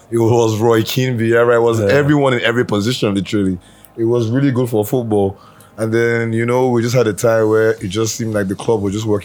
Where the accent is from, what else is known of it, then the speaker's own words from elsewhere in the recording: Nigeria; now in London, United Kingdom; like, it was monumental in my home in London, like, because just for the Arsenal fans and then the pride of being a Nigerian, like the house was exploding.